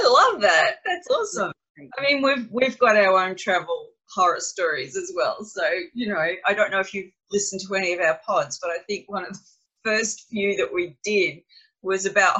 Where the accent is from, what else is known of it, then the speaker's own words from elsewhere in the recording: Australia; that's what we Aussies do.